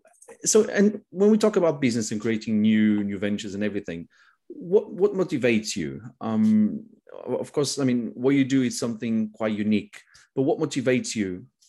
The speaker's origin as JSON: {"language": "English", "country": "Portugal", "said": "I'm from Portugal."}